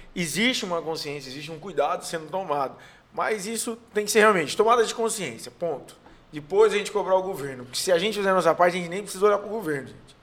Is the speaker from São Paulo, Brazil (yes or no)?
yes; São Paulo, Brazil; moved away as an adult; now in Ceará, Brazil; Eu sou paulista